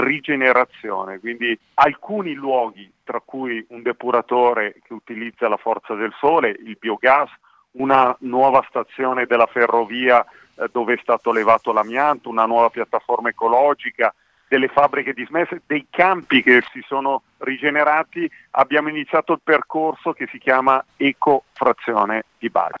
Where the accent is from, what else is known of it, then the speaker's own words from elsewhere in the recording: Merone, Lombardy, Italy; Io sono nato qui a Baggero, in provincia di Como, nel paese di Merone